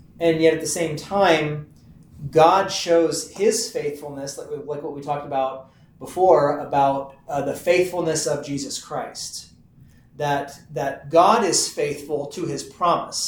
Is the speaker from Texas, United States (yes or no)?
yes; Texas, United States; I'm from Texas